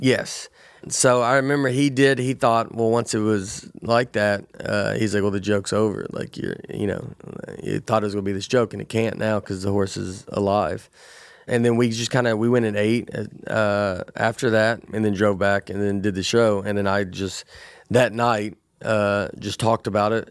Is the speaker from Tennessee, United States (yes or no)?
yes; Tennessee, United States; growing up in Tennessee